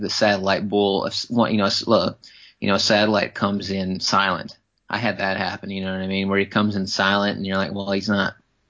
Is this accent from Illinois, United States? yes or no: no; Wisconsin, United States; growing up in Wisconsin, whitetail hunting